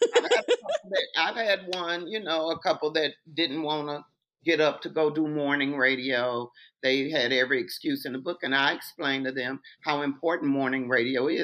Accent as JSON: {"language": "English", "region": "Mississippi", "country": "United States", "tie": "born or raised there", "also_born_or_lived": "Holly Springs, Mississippi / Houston, Texas", "moved": "as an adult", "said": "growing up in Mississippi"}